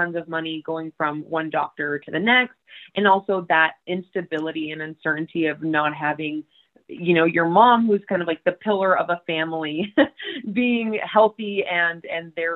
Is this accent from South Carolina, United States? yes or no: no; Texas, United States; I grew up in Texas